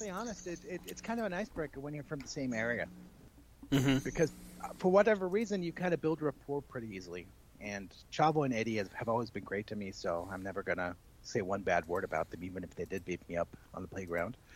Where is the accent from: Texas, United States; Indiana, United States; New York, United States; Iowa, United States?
Texas, United States; El Paso; now in Germany; That's correct. I grew up in El Paso. My dad used to be stationed at Fort Bliss